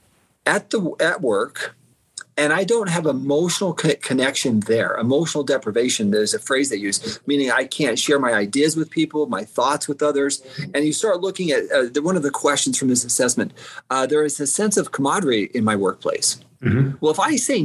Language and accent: English; Southeastern Idaho, United States; I grew up in Southeastern Idaho on a farm